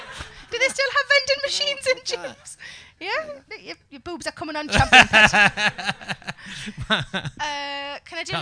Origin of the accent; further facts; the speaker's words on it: South Shields, North East England, United Kingdom; my hometown. Of South Shields.